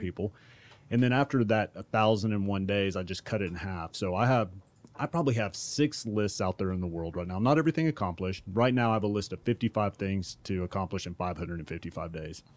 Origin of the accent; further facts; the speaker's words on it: Duncanville, Texas, United States; I grew up in South Dallas in Duncanville, to be exact